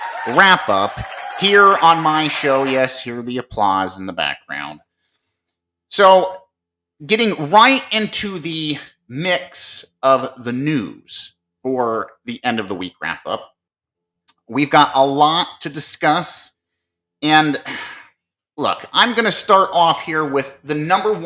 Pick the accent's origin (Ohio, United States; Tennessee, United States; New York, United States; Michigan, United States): Ohio, United States; Marion; coming to you from my hometown and state, Marion, Ohio